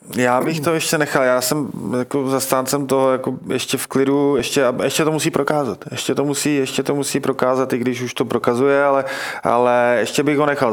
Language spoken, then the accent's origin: Czech; Liberec, Liberec Region, Czechia; Já teda mm. pocházím z Liberce